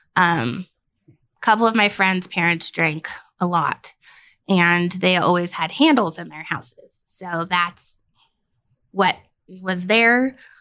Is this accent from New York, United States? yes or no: no; Denver, Colorado, United States; also born or lived in Billings, Montana; I'm from Colorado